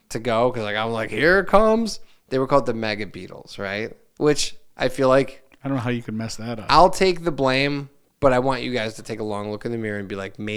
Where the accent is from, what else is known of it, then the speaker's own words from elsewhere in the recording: Hammond, United States; I would talk about I'm from Hammond, isn't this great